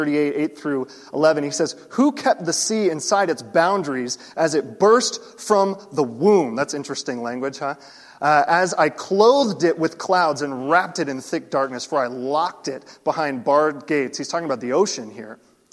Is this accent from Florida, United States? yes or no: yes; Florida, United States; I grew up in Florida